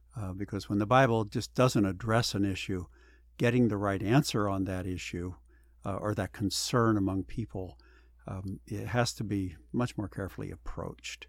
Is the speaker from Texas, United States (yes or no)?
no; Pennsylvania, United States; also born or lived in Arkansas; now in California, United States; I was born in Pennsylvania, went to school in Arkansas, so I experienced two different cultures